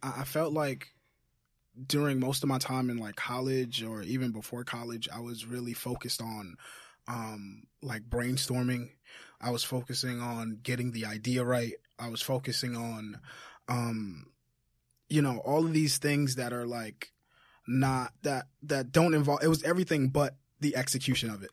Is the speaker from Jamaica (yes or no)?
yes; Jamaica; moved away; Jamaica. I'm from Jamaica